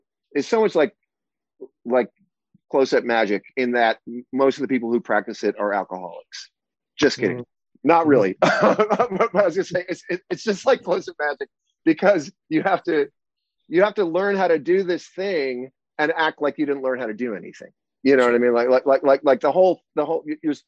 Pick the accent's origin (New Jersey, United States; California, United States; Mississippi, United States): New Jersey, United States; also born or lived in New York City; I grew up in New Jersey